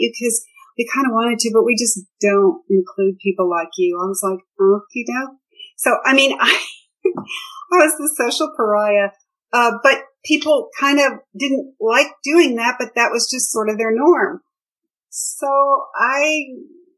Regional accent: Kansas City, United States; also born or lived in Colorado; now in Texas, United States; I grew up in the Midwest, in Kansas City, and I lived in Colorado for a while and then Texas

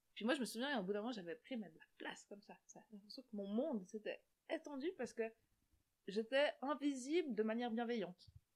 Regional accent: Switzerland; nous en tant que Suisses

